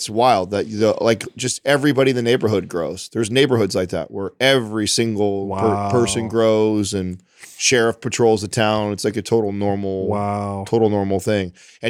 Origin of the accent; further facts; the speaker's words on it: California, United States; Yeah, I grew up in the Central Valley.